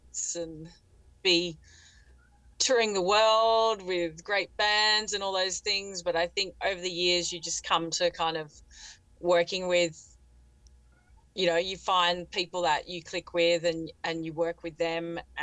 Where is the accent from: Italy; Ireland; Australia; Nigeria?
Australia; Fremantle, Western Australia; moved away as an adult; also born or lived in Santa Barbara, California; my hometown, my other hometown, Fremantle, where I am now.